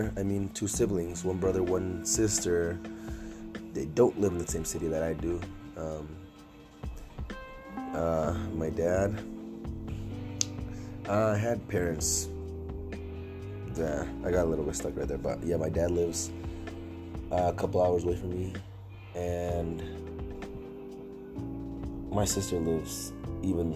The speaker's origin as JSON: {"language": "English", "region": "Nevada", "country": "United States", "tie": "born or raised there", "also_born_or_lived": "Los Angeles, California", "said": "Moved to Nevada, I've been here for the rest of my life in Nevada."}